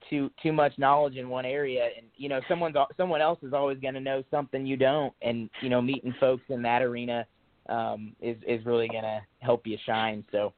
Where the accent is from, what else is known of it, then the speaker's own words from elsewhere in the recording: Latham, Illinois, United States; moved away as an adult; now in Nashville, United States; I grew up in the Midwest. I grew up in a little town called Latham, Illinois, little 400-person farm town. Grew up like many farm kids, you know, around tractors and we had cows for a little bit growing up